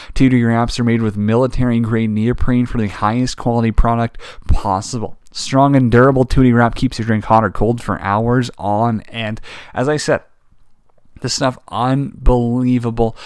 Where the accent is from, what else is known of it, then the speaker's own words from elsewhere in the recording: Canada; we're Canadian